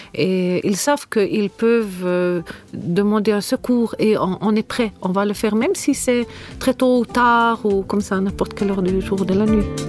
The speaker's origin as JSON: {"language": "French", "region": "Bernese Jura", "country": "Switzerland", "tie": "born or raised there", "moved": "as an adult", "lives_now": "Cairo, Egypt", "said": "je suis née en Suisse, dans un petit coin de pays qui s'appelle le Jura bernois. Ma famille, ce sont majoritairement tous des fermiers. Alors j'ai grandi dans une ferme"}